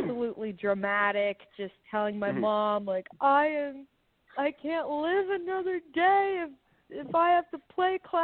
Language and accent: English; Dallas, Texas, United States; also born or lived in San Antonio, Texas; Born in San Antonio and then raised in Dallas